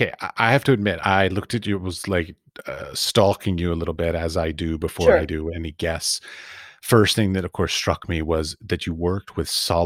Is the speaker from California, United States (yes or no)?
no; Washington, District of Columbia, United States; also born or lived in Iowa; I was raised in Washington, D.C., so I didn't flee. I fled to small town is what I did.